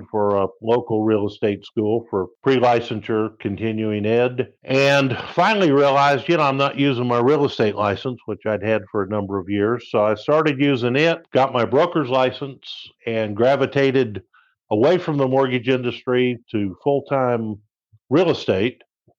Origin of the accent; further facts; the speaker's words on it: St. Petersburg, Florida, United States; I'm from St. Petersburg, Florida.